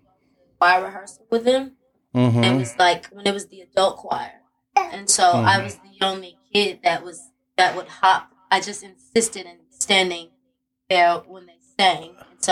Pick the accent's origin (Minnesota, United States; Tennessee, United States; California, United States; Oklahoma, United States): Tennessee, United States; Memphis; I grew up in Memphis, but I was a church kid